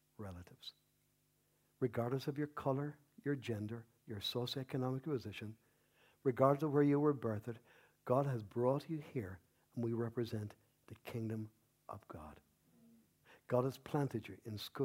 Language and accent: English; Ireland; I love being Irish. I love being a Paddy